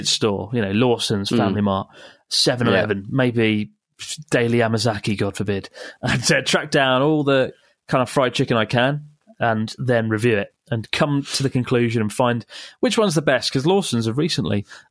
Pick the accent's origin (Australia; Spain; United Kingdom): United Kingdom; England; moved away as an adult; "Oh, England."